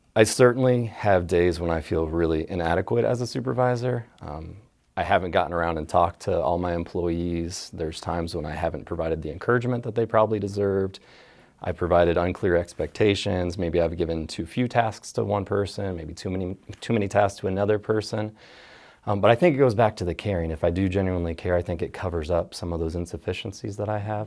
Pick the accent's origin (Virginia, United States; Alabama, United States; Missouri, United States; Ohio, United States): Ohio, United States; Dayton; I grew up in the area. My dad was in the Air Force.